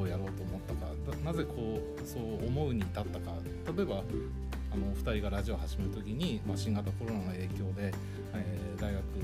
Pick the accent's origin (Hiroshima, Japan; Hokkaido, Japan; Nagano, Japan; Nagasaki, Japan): Hokkaido, Japan; Asahikawa; 地元は旭川